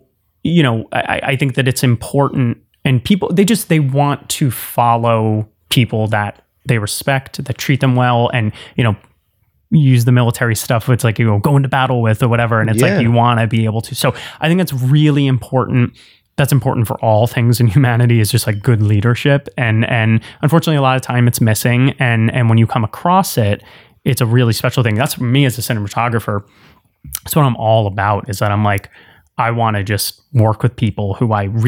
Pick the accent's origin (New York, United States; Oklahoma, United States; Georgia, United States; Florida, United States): New York, United States; New York area, United States; I'm from the New York area, so I've got thick skin.